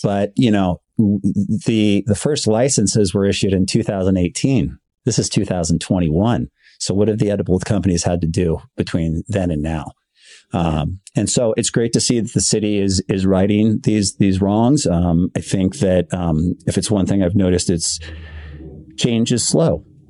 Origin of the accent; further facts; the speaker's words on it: Bay Area, California, United States; I'm local from the Bay Area. I've grown up here my entire life